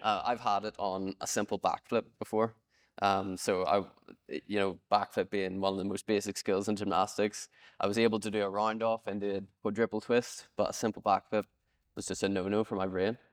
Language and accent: English; Northern Ireland, United Kingdom; I'm Northern Irish, I get the option to compete for either G B, Ireland, or both